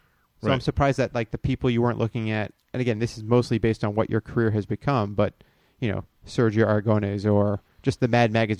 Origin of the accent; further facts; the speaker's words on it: Florida, United States; I grew up in Florida.